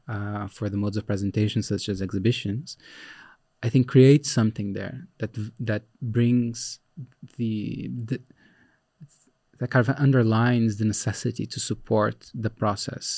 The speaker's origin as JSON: {"language": "English", "country": "Brazil", "tie": "born or raised there", "moved": "as an adult", "lives_now": "Netherlands", "said": "I was born in Brazil. I worked in Brazil for a long time"}